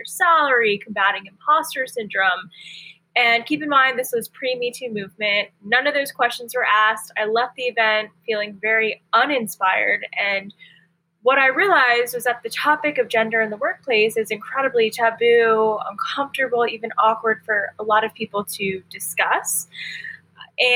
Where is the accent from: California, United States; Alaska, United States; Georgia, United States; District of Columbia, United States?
District of Columbia, United States; Washington; I was born and raised in the Washington, D.C. metro area